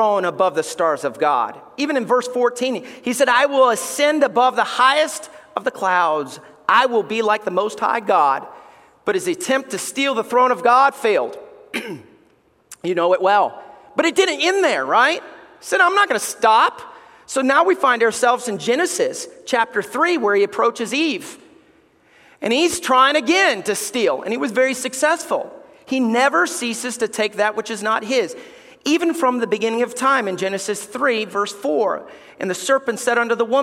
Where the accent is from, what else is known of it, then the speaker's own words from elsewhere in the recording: Alabama, United States; We grew up in Alabama